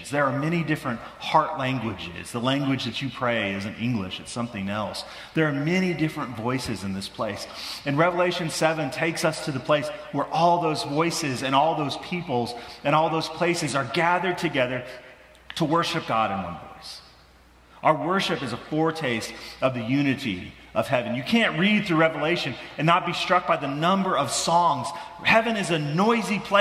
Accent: Midwest, United States; moved away; I grew up in the Midwest

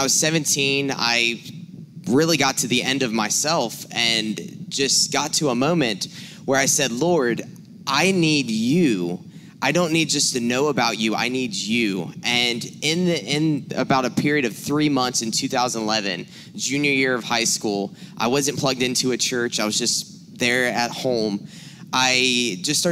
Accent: South Carolina, United States; moved away; I'm originally from South Carolina.

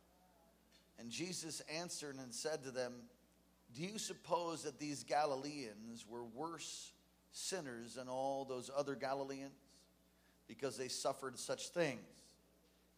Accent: New York City, New York, United States; New York City, my hometown

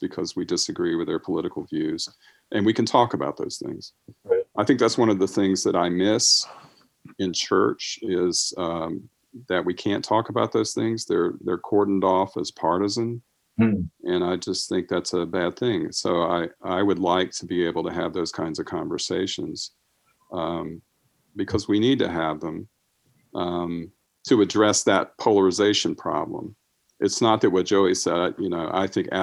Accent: United States; growing up in America and growing up Christian

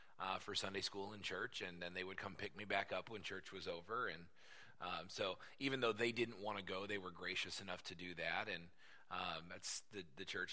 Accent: United States; I was born in the Quad Cities and grew up in the Quad Cities. Same house my whole life

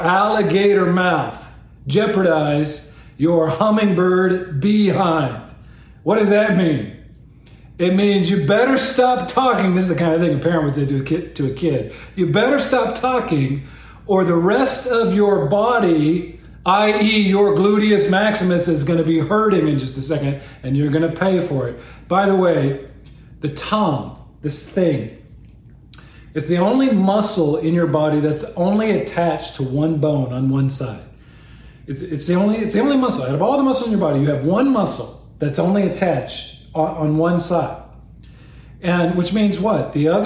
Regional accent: United States; I'm an American

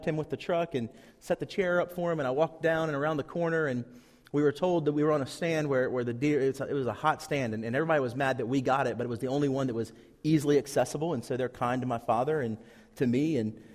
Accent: Tri-Cities, Virginia, United States; moved away; I'm from the Tri-Cities

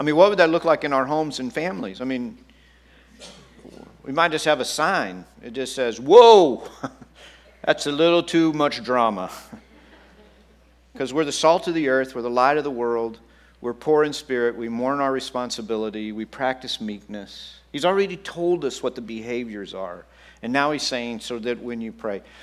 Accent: Texas, United States; I grew up in Texas

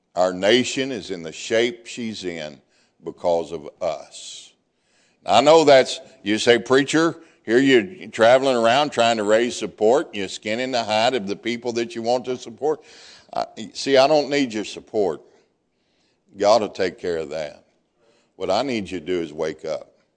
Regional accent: Deep South, United States; I'm from the deep South

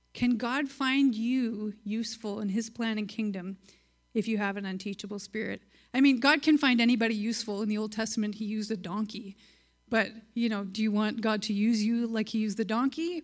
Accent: Virden, Manitoba, Canada; I grew up in Verdun, Manitoba

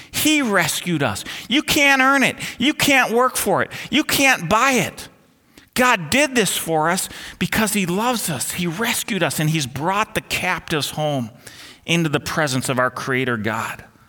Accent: Twin Cities, Minnesota, United States; the ones I grew up under here in the Twin Cities

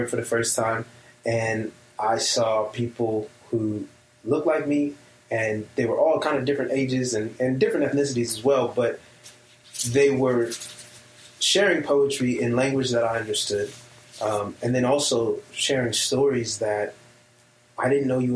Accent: Long Beach, California, United States; born and raised in Long Beach, California, under the influence of hip-hop.

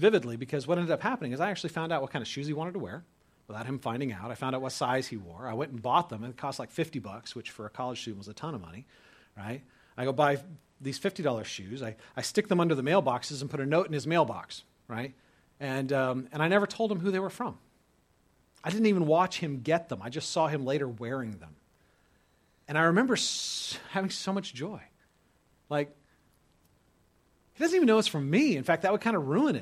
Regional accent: California, United States; moved away as an adult; also born or lived in Dubuque, Iowa; I was a skater from California going to college in Dubuque, Iowa

